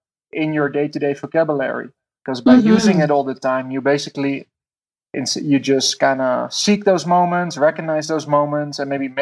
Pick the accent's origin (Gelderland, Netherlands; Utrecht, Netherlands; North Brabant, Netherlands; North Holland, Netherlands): North Holland, Netherlands; Amsterdam; I'm from Amsterdam, the Netherlands.